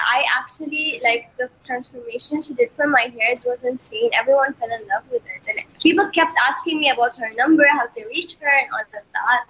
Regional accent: Bahrain; For me, as you all know, I'm from Bahrain, and Bahrain is a Muslim country.

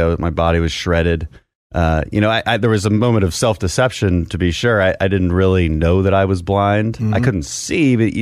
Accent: Houston, Texas, United States; from Texas, six generations or so. And my family comes from the energy industry, so we're from Houston

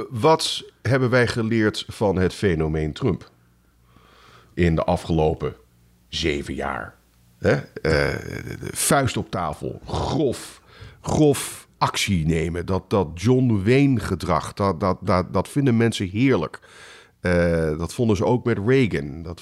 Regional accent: Netherlands; now in United States; ik, als Nederlander zeg je, waar

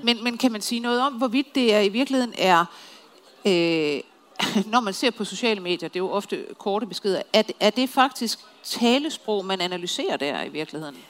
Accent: Copenhagen, Capital Region of Denmark, Denmark; som københavner

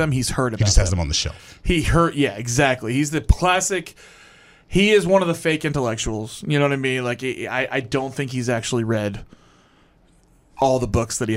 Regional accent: Hawaii, United States; born there; For those who don't know, I was born in Hawaii, which makes this shirt.

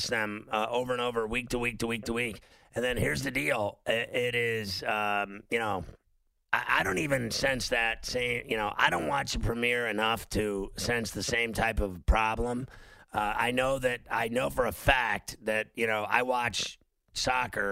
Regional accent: Chicago, Illinois, United States; moved away; also born or lived in Pittsburgh; I grew up in Chicago and Pittsburgh

